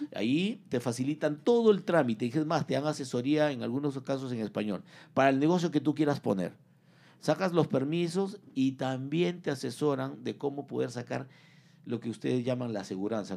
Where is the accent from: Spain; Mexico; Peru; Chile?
Peru; moved away as an adult; now in United States; soy peruano